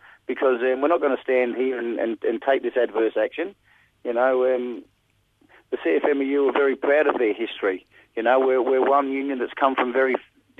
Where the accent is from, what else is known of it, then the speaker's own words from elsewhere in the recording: Scotland, United Kingdom; born there; moved away; Myself, I was born in Scotland and then we immigrated out here in 1967